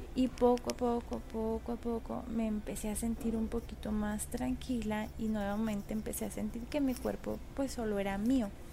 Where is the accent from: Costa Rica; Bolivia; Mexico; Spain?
Mexico; León, Guanajuato; yo soy de León, Guanajuato